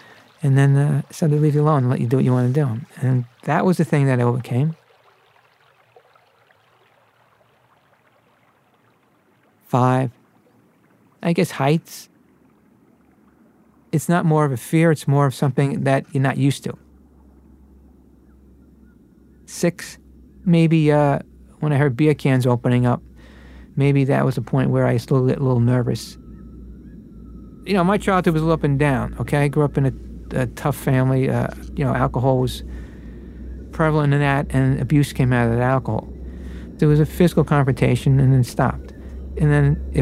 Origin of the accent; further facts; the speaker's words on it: New York City, New York, United States; I was grew up as an Irish Catholic in Brooklyn